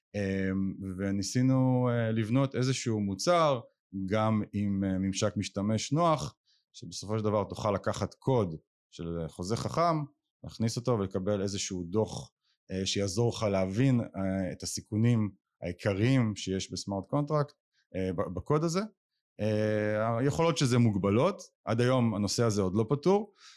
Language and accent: Hebrew; Israel; אני ישראלי היחיד